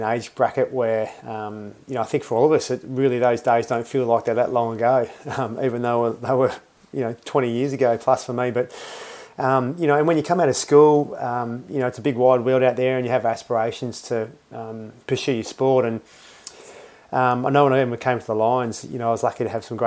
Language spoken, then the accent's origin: English; Perth, Western Australia, Australia; moved away; also born or lived in Queensland; I was born in Queensland, raised in WA in Perth, and played my football over there